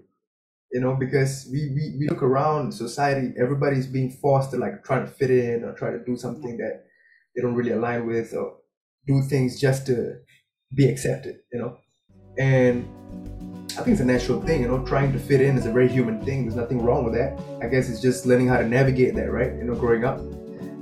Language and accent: English; Singapore; I'm a Singaporean boy, I speak Tamil and English